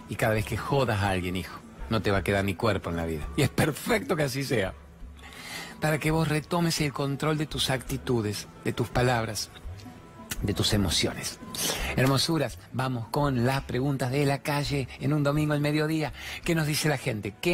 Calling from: General Roca, Río Negro, Argentina; de General Roca, Río Negro, y quiero hacerte una pregunta.

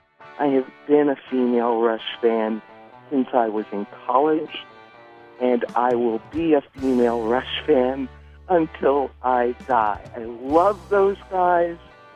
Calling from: Nashville, Tennessee, United States; I'm calling from Nashville, Tennessee

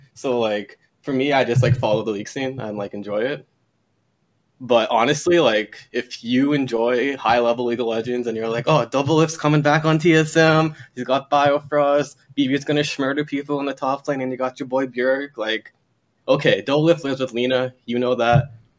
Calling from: Toronto, Ontario, Canada; I'm calling from Toronto, long-time listener, first-time caller.

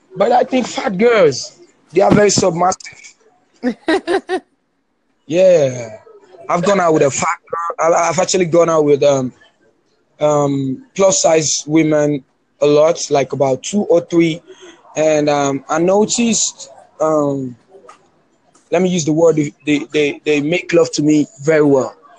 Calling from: Lagos, Nigeria; I'm calling you from Nigeria, Lagos

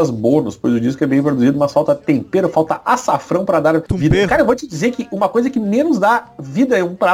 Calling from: São Paulo, Brazil; sou de São Paulo, capital

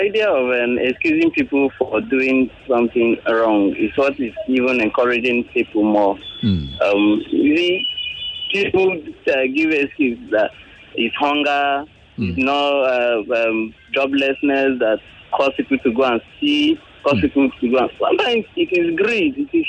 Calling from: Satellite Town, Lagos, Nigeria; I'm calling from Satellite Town.

